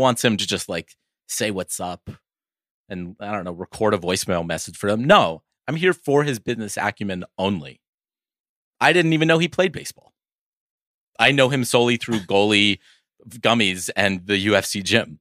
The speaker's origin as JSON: {"language": "English", "town": "Oakland", "region": "California", "country": "United States", "said": "I'm from Oakland"}